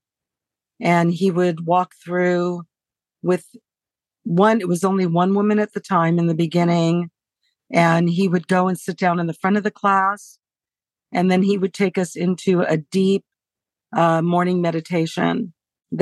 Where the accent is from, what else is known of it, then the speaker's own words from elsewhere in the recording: Los Angeles, California, United States; growing up in Hollywood